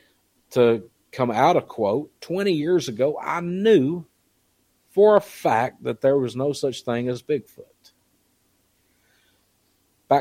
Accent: Southeast Kentucky, United States; I come from Southeast Kentucky

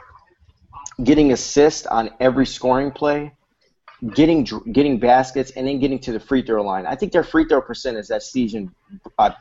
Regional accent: Chicago, Illinois, United States

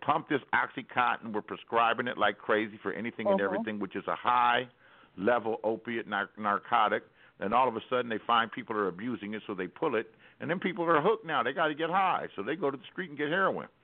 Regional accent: Los Angeles, California, United States; I grew up in Los Angeles

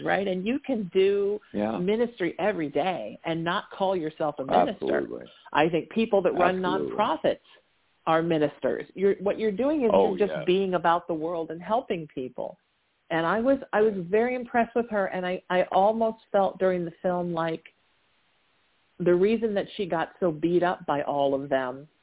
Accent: Orange County, California, United States; growing up in Orange County since I was 13

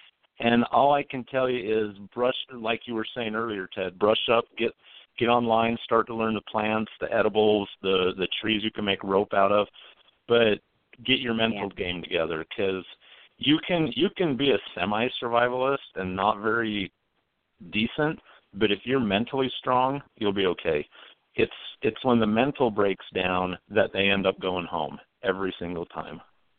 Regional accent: Utah, United States

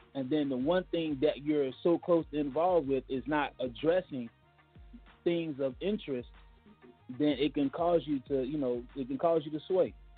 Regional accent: Miami, Florida, United States; moved away; I'm from Miami, Florida.

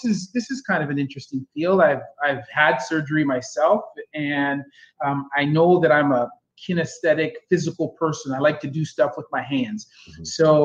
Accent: Kitchener, Ontario, Canada; moved away as an adult; now in Ottawa, Canada; I was born and raised in Kitchener

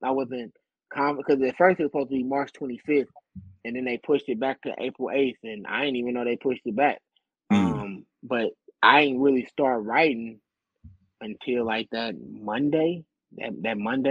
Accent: St. Louis, Missouri, United States; I'm from St. Louis

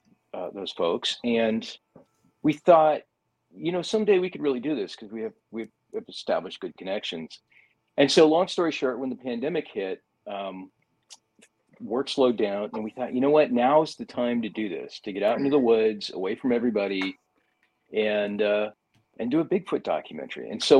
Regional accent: Oregon, United States; we grew up in Oregon.

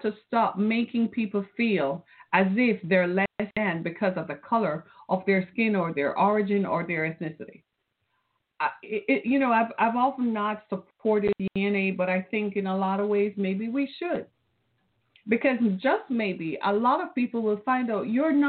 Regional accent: Detroit, Michigan, United States; I'm from Detroit, Michigan

